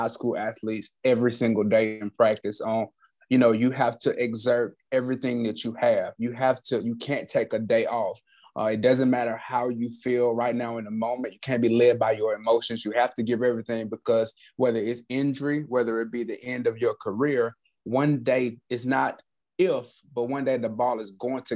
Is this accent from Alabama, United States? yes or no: yes; Alabama, United States; I grew up in Alabama, inside of the United States